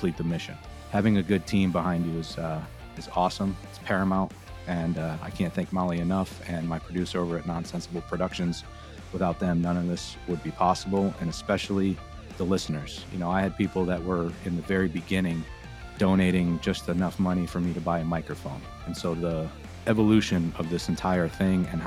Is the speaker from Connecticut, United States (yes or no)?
yes; Connecticut, United States; I grew up in Connecticut